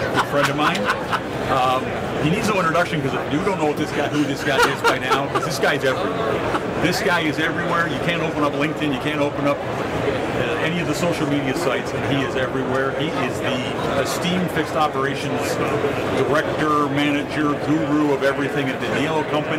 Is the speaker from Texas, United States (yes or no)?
yes; Dallas, Texas, United States; here in my hometown of Dallas, Texas.